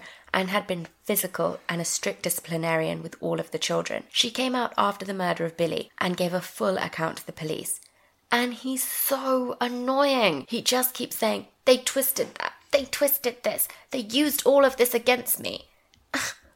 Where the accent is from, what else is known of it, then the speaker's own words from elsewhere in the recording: England, United Kingdom; we're English